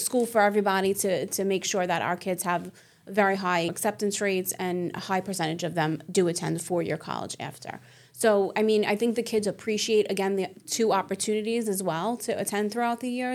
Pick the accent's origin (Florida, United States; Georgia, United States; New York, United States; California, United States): New York, United States; New York City; I'm born and raised in Staten Island